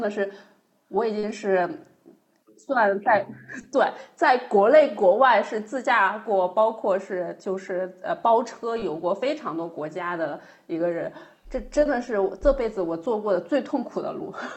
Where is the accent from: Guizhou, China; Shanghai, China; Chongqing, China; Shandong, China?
Chongqing, China; 我老家重庆